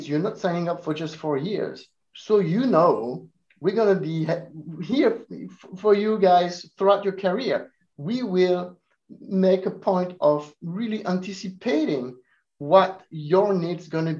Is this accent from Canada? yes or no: no; France; also born or lived in Italy; now in Urbana-Champaign, United States; I was born in Italy, I grew up in France